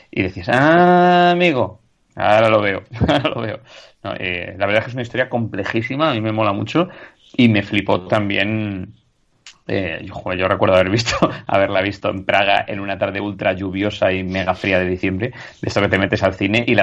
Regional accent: Spain; moved away; Yo, yo me lo llevé también cuando me fui a vivir fuera de España y fue como, bueno, mis momentos de soledad así

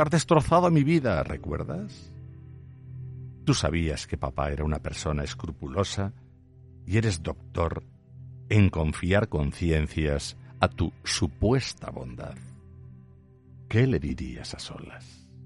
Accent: Aragon, Spain; solo soy un zapatero aragonés

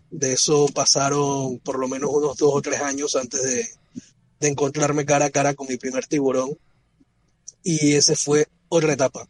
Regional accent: Panama; comencé tomando fotografías para un centro de rescate de vida silvestre en Panamá

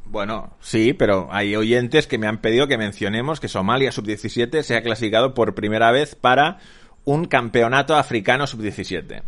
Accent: Sabadell, Catalonia, Spain; yo que crecí en Sabadell y viví en Sabadell hasta los 27 años

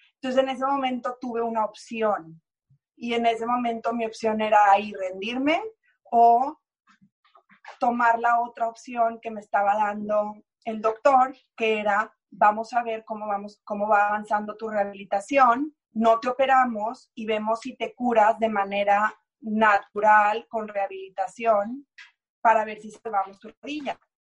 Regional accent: Mexico; moved away as an adult; also born or lived in Houston, United States

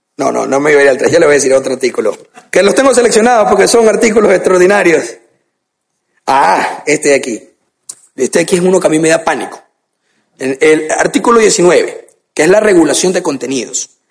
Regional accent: Guayaquil, Guayas, Ecuador; en mi país, Ecuador

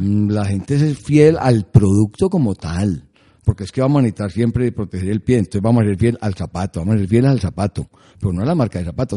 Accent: Colombia

